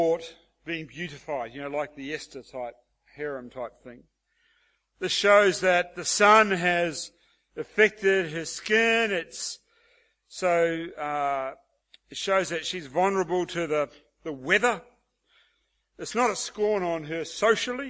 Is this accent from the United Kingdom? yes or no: no; Australia; as Aussie blokes